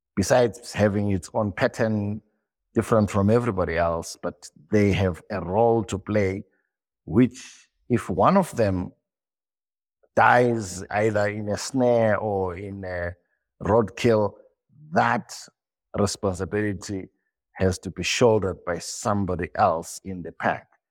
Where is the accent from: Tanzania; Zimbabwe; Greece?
Zimbabwe; born and bred in Zimbabwe.